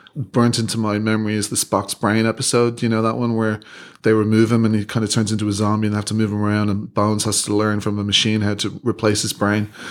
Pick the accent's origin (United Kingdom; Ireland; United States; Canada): Ireland; moved away as an adult; when I was growing up in Ireland